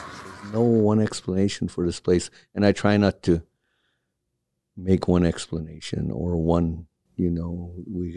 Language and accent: English; Point Hope, Alaska, United States; also born or lived in Kotzebue, Alaska; now in Anchorage, United States; from Point Hope, Alaska. I was born in Kotzebue and raised in Point Hope and then transplanted here to Anchorage